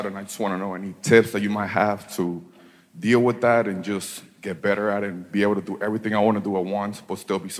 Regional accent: Miami, Florida, United States; I'm from Miami

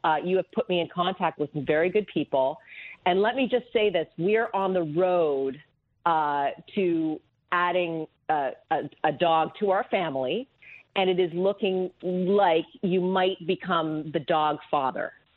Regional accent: Canada; now in United States; I was born in Canada, uh, but my father was American

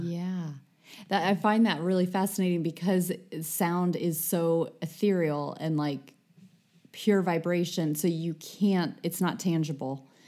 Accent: United States; being American

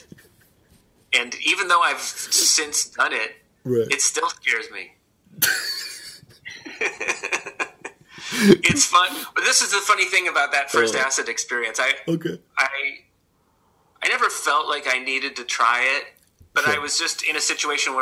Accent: Cleveland, Ohio, United States; growing up in Cleveland

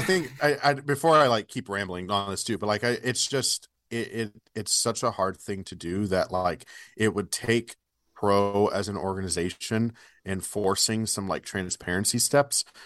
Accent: Bay Area, Northern California, United States; now in Kansas City, United States; So I grew up in the Bay Area. Uh, grew up in Northern California.

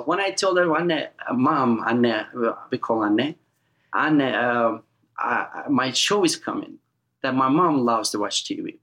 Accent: eastern Turkey, Erzincan, Turkey; English is a second language; moved away as an adult; also born or lived in Hamptons, New York; now in United States; we're all the way in eastern Turkey called little state Erzincan

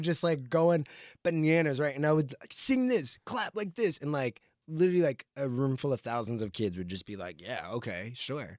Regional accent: New Jersey, United States; now in Los Angeles, United States; I grew up in Jersey

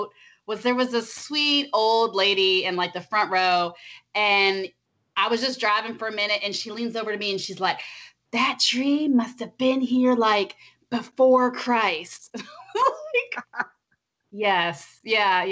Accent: Ohio, United States; moved away as an adult; now in Florida, United States; I'm from Ohio

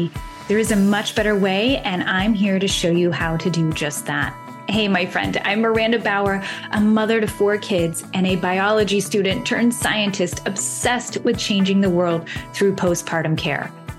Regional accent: Alaska, United States; here in my hometown in Alaska.

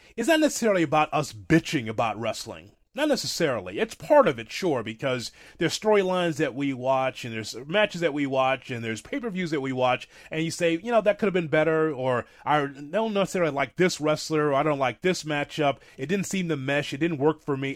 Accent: Chicago, Illinois, United States; I grew up in Chicago in the territory days

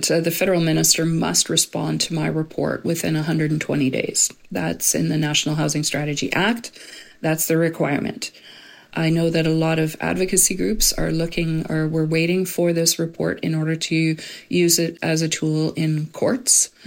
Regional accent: Edmonton, Alberta, Canada; I grew up in Edmonton, where the winters are brutally cold. I'd never seen encampments growing up in Edmonton.

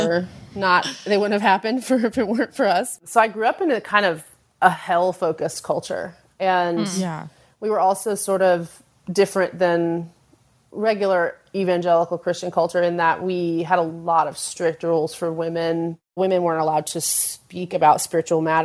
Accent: New Jersey, United States; I grew up in New Jersey, which is a very Catholic place, very Catholic town

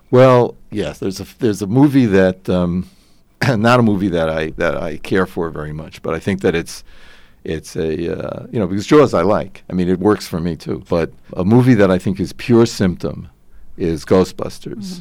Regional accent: New York, United States; as a New Yorker

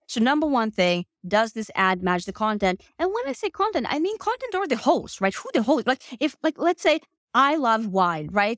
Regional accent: Finland; moved away as an adult; now in United States; I'm actually originally from Finland, have lived in the US for uh, the past four years.

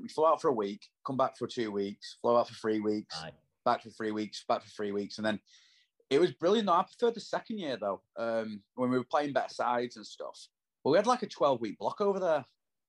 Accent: Warrington, North West England, United Kingdom; I'm from Warrington

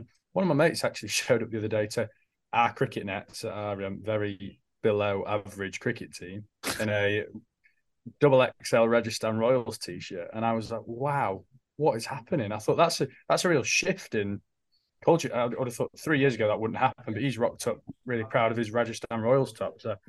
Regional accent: England, United Kingdom; I think we're English, aren't we? We're very traditional English.

